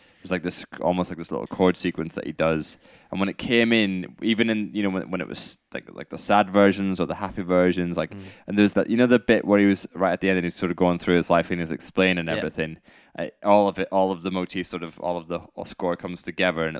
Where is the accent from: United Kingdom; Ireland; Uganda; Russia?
United Kingdom; being British